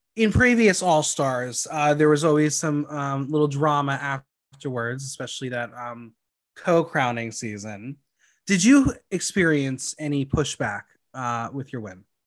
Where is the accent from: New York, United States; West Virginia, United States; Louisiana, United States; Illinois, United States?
New York, United States; New York area, United States; I'm from the New York area